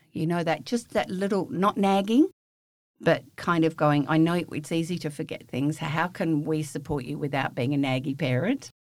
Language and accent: English; the Wheatbelt of Western Australia, Australia; I'm a bush kid from the wheat belt of Western Australia, raised on a farm, wheat sheep farm.